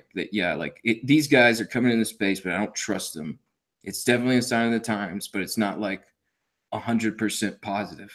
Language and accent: English; United States; we are American